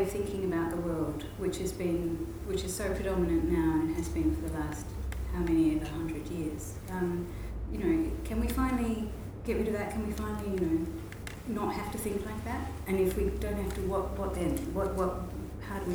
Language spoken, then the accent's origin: English; Australia; moved away as an adult; also born or lived in Indonesia / Amsterdam, Netherlands / Hamburg, Germany; now in Netherlands; I grew up in Australia, probably very Australian